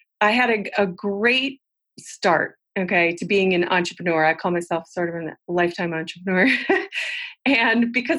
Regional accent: Midwest, United States; moved away as an adult; also born or lived in New York City; I'm from the Midwest

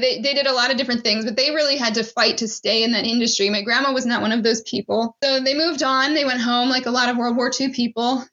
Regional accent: Maryland, United States; I'm from Maryland

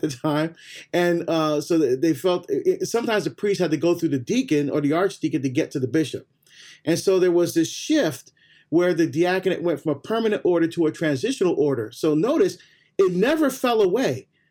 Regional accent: Barbados; now in United States; I was born in Barbados, so me right. we're first generation to come to the U.S.

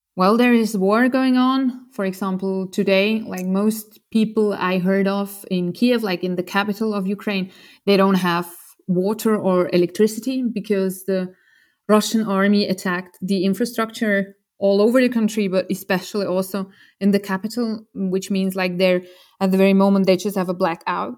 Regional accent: Switzerland; I grew up in Switzerland

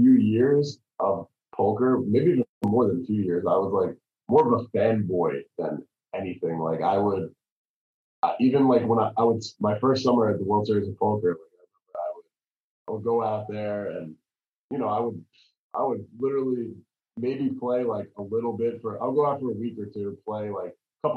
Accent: New York, United States; I grew up in New York

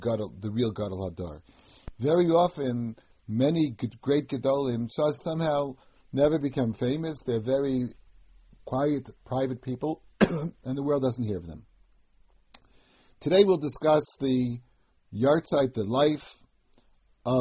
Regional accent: United States; When I was a child growing up in America

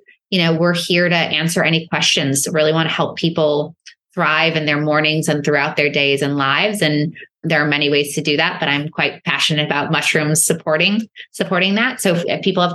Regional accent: New York, United States; I'm a New Yorker.

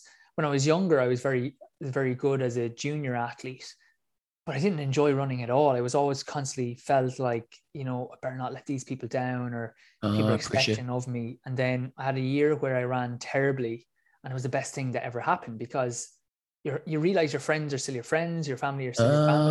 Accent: Ireland; I'm from Ireland.

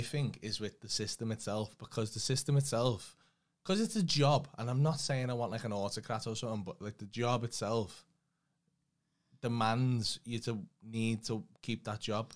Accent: County Farm, West Midlands, United Kingdom; also born or lived in Dovecot / Streetly; I'm from County Farm, but I lived in Duffy most, like, half my life.

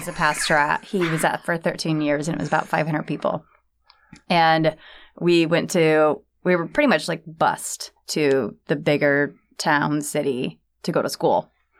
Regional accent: Freeport, Michigan, United States; moved away as an adult; also born or lived in Ashley, Michigan; now in San Diego, United States; I grew up in Freeport, Michigan, and then we moved to Ashley.

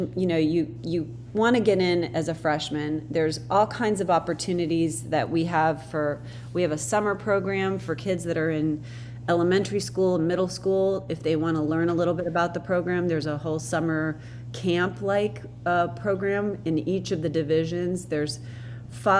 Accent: Akron, Ohio, United States; now in Los Angeles, United States; I'm from Akron

